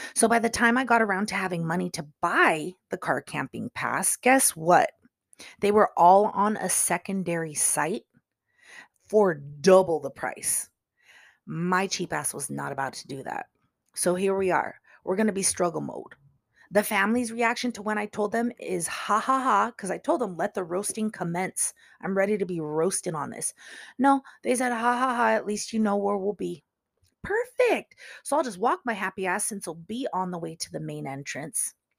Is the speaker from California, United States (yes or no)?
yes; California, United States; it's in my home state